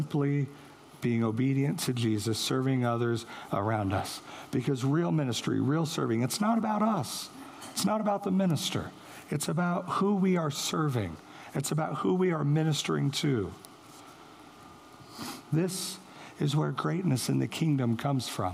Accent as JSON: {"language": "English", "town": "St. Joseph", "region": "Missouri", "country": "United States", "tie": "born or raised there", "moved": "yes", "said": "that's where I'm from, St. Joe"}